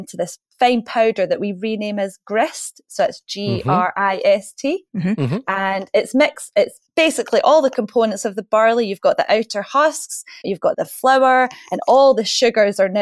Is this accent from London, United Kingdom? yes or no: no; Scotland, United Kingdom; because we're Scottish, we don't like to waste anything here.